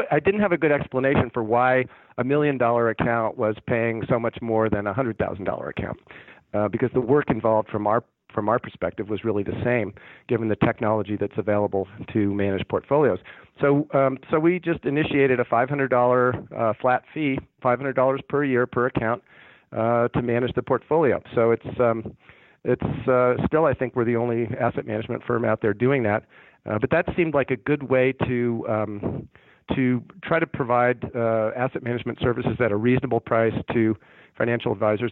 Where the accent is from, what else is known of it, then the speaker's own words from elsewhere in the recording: San Francisco Bay Area, California, United States; now in Denver, United States; growing up in the San Francisco Bay Area